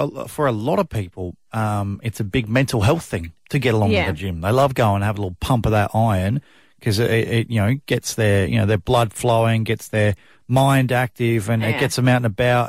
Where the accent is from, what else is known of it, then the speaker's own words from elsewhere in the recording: north of Adelaide, South Australia, Australia; now in New South Wales, Australia; when people ask me where I was born, I say Adelaide, even though it was 45 minutes north of Adelaide